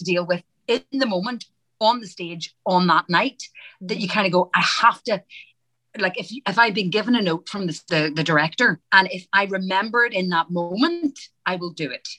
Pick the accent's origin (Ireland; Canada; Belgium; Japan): Ireland; because I'm Irish, the American accent's easier than it is for an English, my English accent.